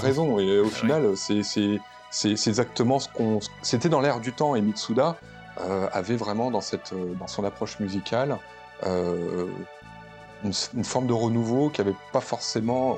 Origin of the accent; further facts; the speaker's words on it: France; on est, des Occidentaux, on est des, Français